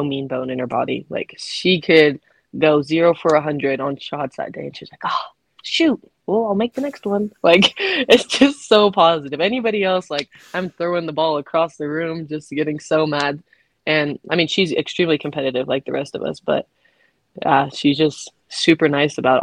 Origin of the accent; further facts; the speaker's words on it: Washington, United States; moved away as an adult; now in Utah, United States; I'm from Washington